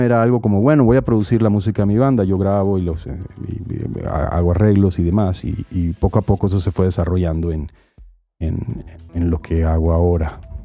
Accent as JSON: {"language": "Spanish", "town": "Barranquilla", "region": "Atlántico", "country": "Colombia", "moved": "yes", "said": "soy de Barranquilla, Colombia"}